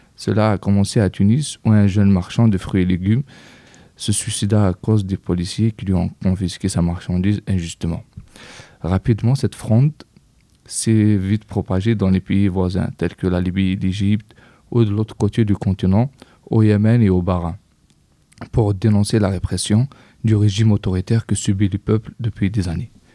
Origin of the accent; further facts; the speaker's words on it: Kabylie, Algeria; now in France; Je viens de Kabylie.